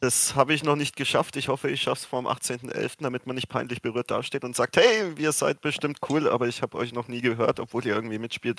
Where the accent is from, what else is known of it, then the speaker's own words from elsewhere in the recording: Fürth, Bavaria, Germany; Ich wohne tatsächlich in Fürth und bin gebürtiger Fürther